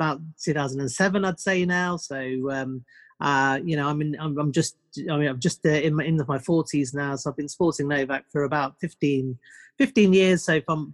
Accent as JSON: {"language": "English", "country": "United Kingdom", "tie": "born or raised there", "said": "I'm born and bred in the UK. In terms of where I am, about 2 hours north of London."}